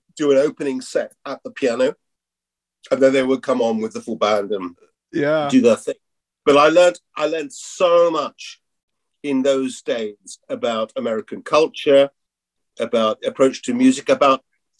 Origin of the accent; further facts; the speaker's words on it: England, United Kingdom; I'm an Englishman